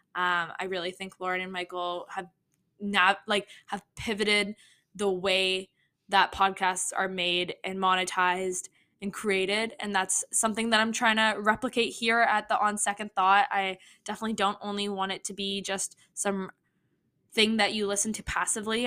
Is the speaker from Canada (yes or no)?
yes; Toronto, Ontario, Canada; I am from Toronto, Toronto, Canada